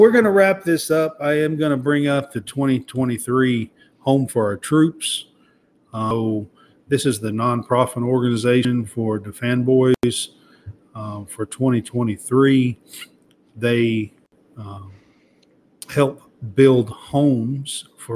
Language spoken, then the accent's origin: English; the South, United States; accent: Southern drawl; I have a little bit of a Southern draw. I'm from the South as well